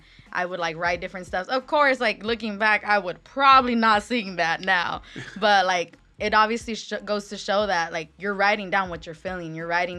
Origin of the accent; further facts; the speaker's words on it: Riverside, California, United States; I'm from Riverside